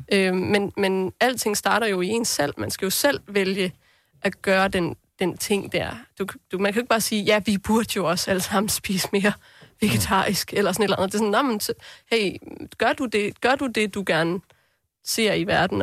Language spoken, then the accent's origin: Danish; southern North Jutland, North Denmark Region, Denmark; det er faktisk det sydlige Nordjylland